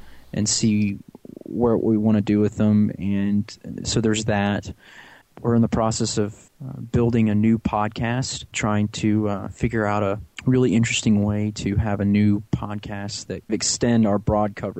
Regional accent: St. Louis, Missouri, United States; I was born in St. Louis, Missouri.

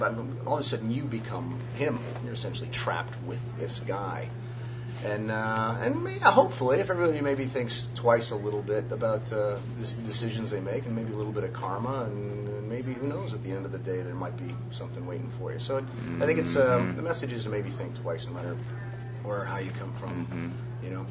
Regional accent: Los Angeles, California, United States; moved away as an adult; now in Vancouver, Canada; I'm from L.A.

